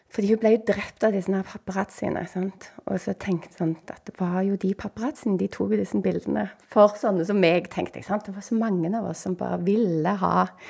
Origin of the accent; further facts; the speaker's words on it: Bryne, Rogaland, Norway; jeg bodde jo født og oppvokst på Bryne